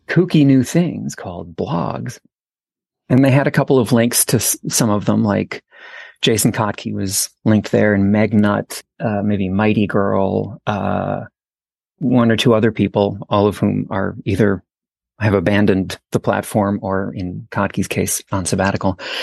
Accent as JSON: {"language": "English", "town": "St. Paul", "region": "Minnesota", "country": "United States", "tie": "born or raised there", "also_born_or_lived": "Santa Fe / Portland, Oregon / New York / Salt Lake City", "moved": "as an adult", "said": "I grew up in St. Paul"}